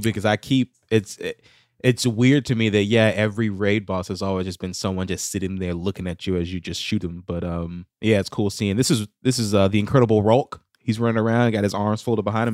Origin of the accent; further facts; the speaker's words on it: United States; I'm American